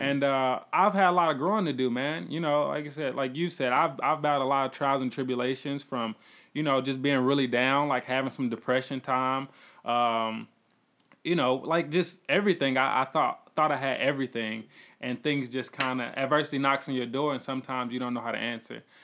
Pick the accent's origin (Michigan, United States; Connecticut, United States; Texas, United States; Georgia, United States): Georgia, United States; College Park; also born or lived in Atlanta; I come from College Park